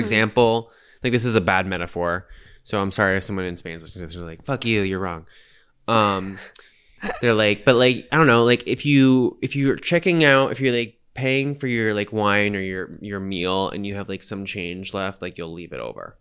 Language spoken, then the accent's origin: English; United States; I'm in the minority as the American there